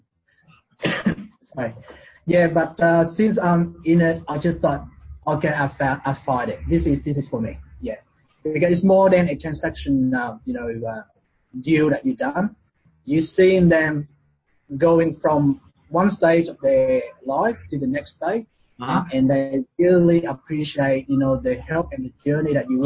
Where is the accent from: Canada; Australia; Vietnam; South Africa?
Vietnam; Ho Chi Minh City; Born and raised and grew up in the south of Vietnam, which is Saigon, which is called Ho Chi Minh City at the moment